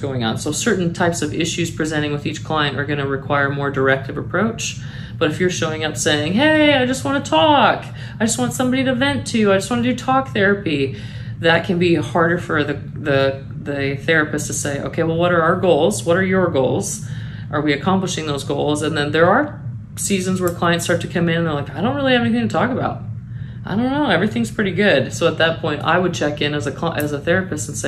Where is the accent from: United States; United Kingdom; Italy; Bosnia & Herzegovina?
United States; Midwest; now in Chattanooga, United States; I'm from the Midwest